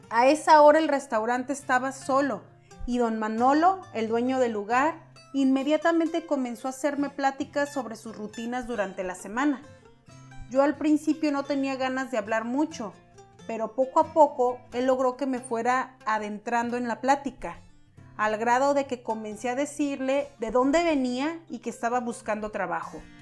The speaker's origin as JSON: {"language": "Spanish", "town": "Orizaba", "region": "Veracruz", "country": "Mexico", "moved": "as an adult", "said": "Yo soy de Orizaba, pero me fui a la capital del estado en busca de mejores oportunidades laborales, ya que en mi lugar de origen las cosas estaban muy complicadas en aquel entonces."}